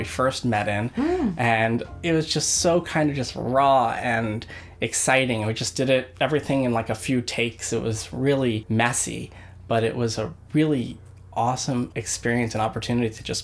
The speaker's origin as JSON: {"language": "English", "town": "Clearwater", "region": "Florida", "country": "United States", "said": "And I'm from exotic Clearwater, Florida."}